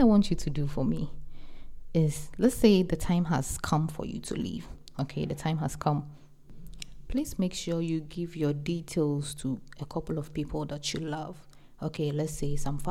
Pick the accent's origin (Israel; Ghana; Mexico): Ghana; I'm an African, I'm from Ghana